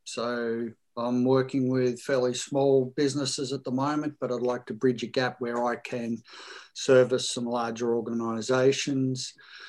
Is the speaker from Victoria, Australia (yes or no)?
yes; Melbourne, Victoria, Australia; I'm from Melbourne, Australia.